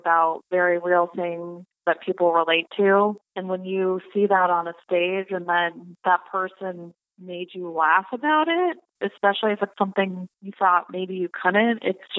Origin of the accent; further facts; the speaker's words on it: Colorado, United States; I'm from Colorado